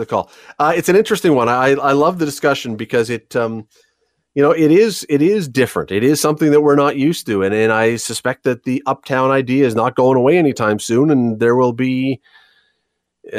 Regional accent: Toronto, Ontario, Canada; now in Hamilton, Canada; I'm from Toronto originally, yes, but I've chosen to live here.

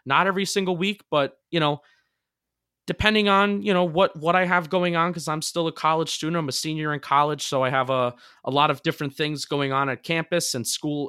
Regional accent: New Jersey, United States; now in Philadelphia, United States; I'm a transplanted Giant fan and Yankee fan. I live in Philadelphia. I'm from New Jersey.

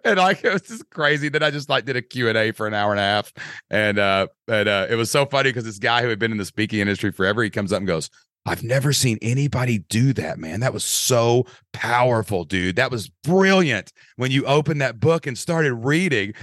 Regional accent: Kentucky, United States; accent: Southern Kentucky; I'm a guy from Kentucky

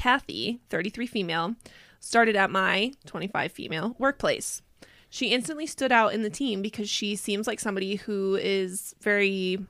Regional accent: Belgium; first language French; English is a second language; I was born and raised in Belgium, which has 3 national languages, French and Dutch, mm-hmm. which are my mother tongues and the most commonly spoken languages there, and German.

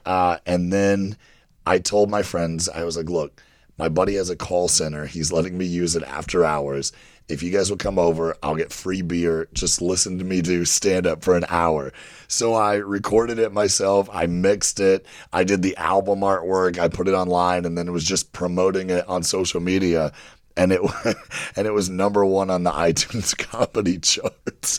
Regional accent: Kentucky, United States; I grew up in Kentucky, very religious, Bible Belt

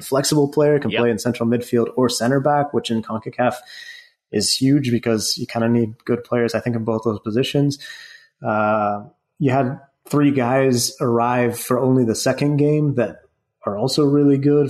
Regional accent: United States; I, I am American. I'm from the U.S

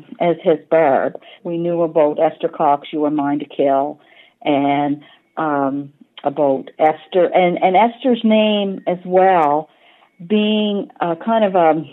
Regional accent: River Hebert, Nova Scotia, Canada; I was born in River Hibbert here in Cumberland County, about a 20-minute drive from Amherst.

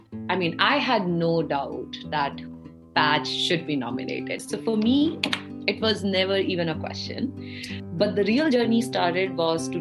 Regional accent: India; now in United States; I grew up in India, very proud Indian-American

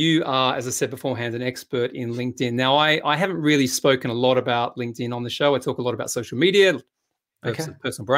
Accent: Australia; now in United Kingdom; I grew up in Australia

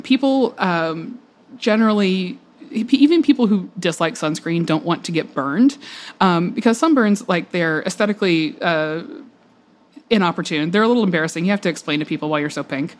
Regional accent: Georgia, United States; I grew up in Georgia, a lot of sun, a lot of outdoor time

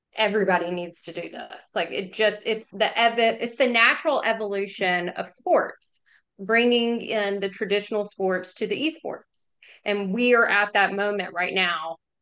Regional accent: Jackson, Mississippi, United States; also born or lived in Oxford, Mississippi; I grew up in Jackson and then um, went to school here 2000, 2004

